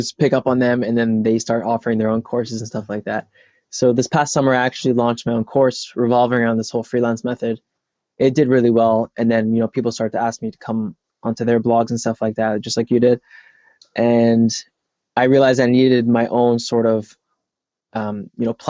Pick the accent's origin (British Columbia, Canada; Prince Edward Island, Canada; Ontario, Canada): Ontario, Canada; Toronto; moved away; I'm actually from Toronto. I'm not from the States